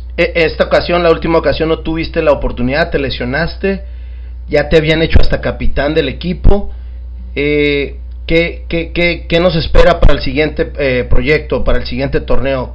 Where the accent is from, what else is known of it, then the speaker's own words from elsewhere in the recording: Mexico; como mexicanos